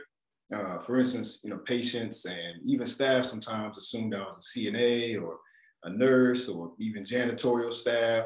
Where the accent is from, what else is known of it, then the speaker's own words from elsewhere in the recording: Raleigh, North Carolina, United States; moved away as an adult; I'm from Raleigh, North Carolina, born and raised in North Carolina.